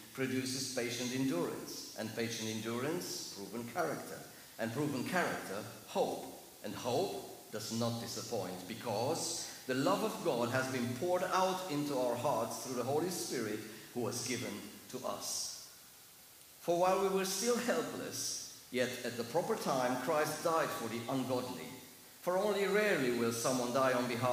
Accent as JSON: {"language": "English", "country": "Germany", "accent": "heavy German", "second_language": "English", "moved": "yes", "said": "Please excuse my heavy accent. It's not East European, it's German."}